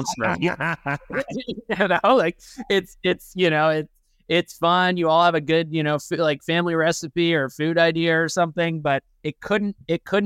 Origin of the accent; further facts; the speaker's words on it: Canada; now in United States; I'm originally Canadian.